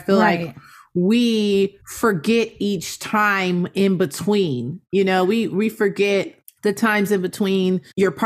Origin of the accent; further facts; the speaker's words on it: Inglewood, California, United States; we're from Inglewood